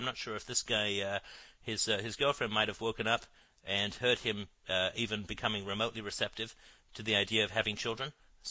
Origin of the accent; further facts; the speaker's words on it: London, United Kingdom; also born or lived in Africa; I grew up in London, and I lived for a little while in Africa, and went to boarding school near Wales.